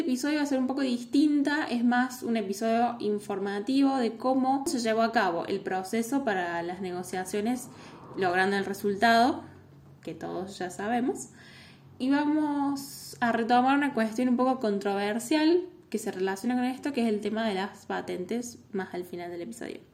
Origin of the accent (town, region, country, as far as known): Argentina